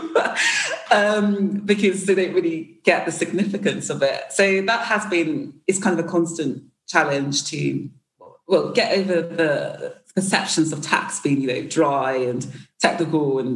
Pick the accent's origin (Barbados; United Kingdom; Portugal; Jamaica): United Kingdom; I'm black British